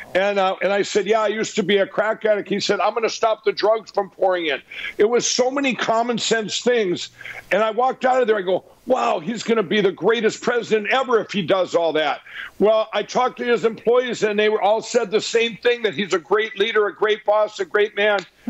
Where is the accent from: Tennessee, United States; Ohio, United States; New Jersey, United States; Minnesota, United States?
Minnesota, United States; my home state of Minnesota